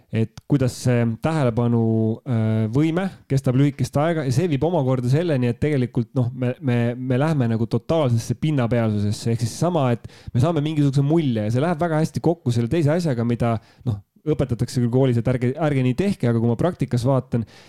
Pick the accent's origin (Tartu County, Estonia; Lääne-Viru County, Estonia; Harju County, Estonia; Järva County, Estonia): Tartu County, Estonia; Tartu; ühe Tartu poisi jaoks